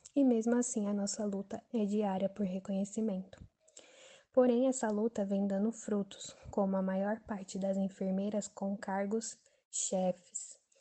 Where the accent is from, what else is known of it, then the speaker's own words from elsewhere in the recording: São Paulo, Brazil; sou de Interlagos, Zona Sul, São Paulo, capital